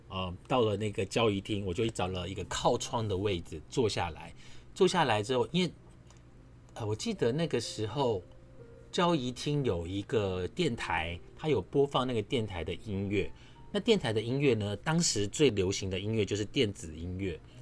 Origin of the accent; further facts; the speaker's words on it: Su'ao, Yilan County, Taiwan; now in Taipei, Taiwan; 我是在南方澳长大的